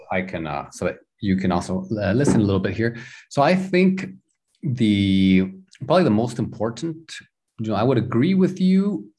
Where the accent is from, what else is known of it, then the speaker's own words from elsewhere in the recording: Houston, Texas, United States; born there; I always had it. I was born in Houston. Every time I went to Houston, you know, I felt there was something there.